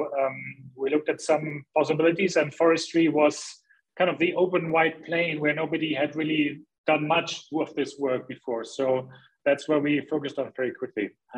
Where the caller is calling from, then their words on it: Hamburg, Germany; English is a second language; Well, I'm in beautiful gray Hamburg, northern Germany. That's my home.